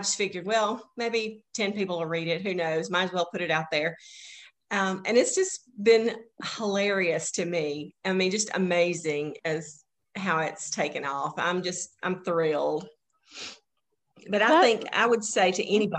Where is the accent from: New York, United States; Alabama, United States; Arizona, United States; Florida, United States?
Alabama, United States; moved away as an adult; now in Mississippi, United States; my hometown in Alabama, where I grew up